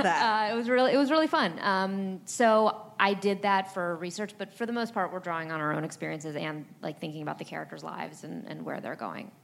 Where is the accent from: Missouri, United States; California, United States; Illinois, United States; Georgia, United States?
California, United States; Los Angeles; I grew up in Los Angeles, but I went to New York a lot